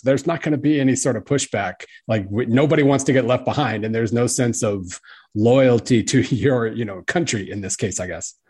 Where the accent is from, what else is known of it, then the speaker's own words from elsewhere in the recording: Oklahoma, United States; I grew up in Oklahoma